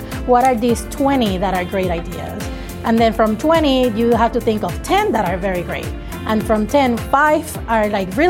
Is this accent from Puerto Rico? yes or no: yes; Puerto Rico; moved away; I'm originally from Puerto Rico.